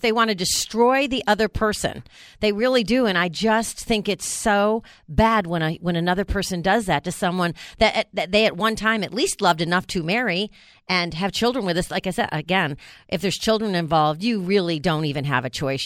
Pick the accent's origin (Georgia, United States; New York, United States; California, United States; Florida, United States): New York, United States; moved away; I grew up in New York